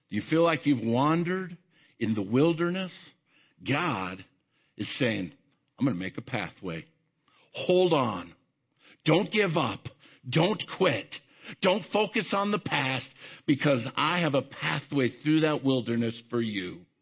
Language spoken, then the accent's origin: English; Arvada, Colorado, United States; I grew up in Arvada, right here in the Denver area